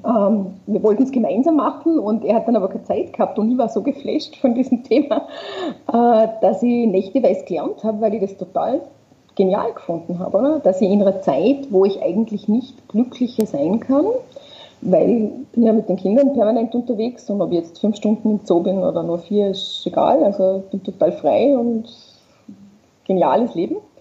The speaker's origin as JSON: {"language": "German", "region": "Vorarlberg", "country": "Austria", "said": "ich komme aus Vorarlberg und mein Papa war Skilehrer"}